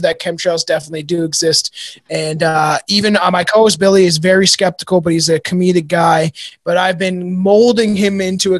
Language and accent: English; Canada; I'm short and Canadian